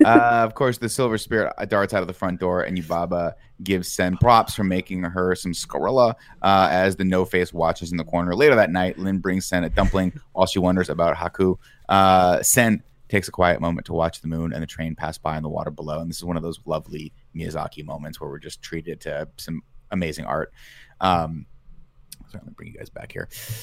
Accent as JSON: {"language": "English", "town": "Laughlin", "region": "Nevada", "country": "United States", "said": "I'm from Laughlin, Nevada."}